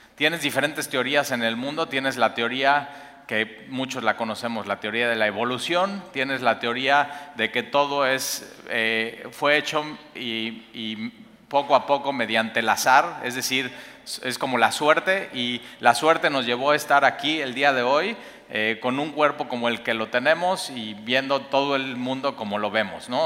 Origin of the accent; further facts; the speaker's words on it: Mexico; como mexicanos